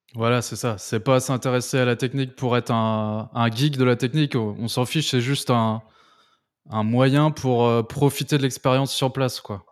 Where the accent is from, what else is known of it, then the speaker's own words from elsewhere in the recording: France; en tant que Français